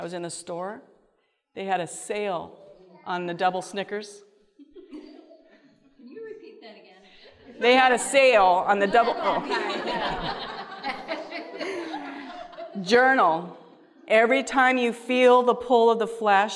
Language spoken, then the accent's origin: English; Washington, United States; we're from Washington, the West Coast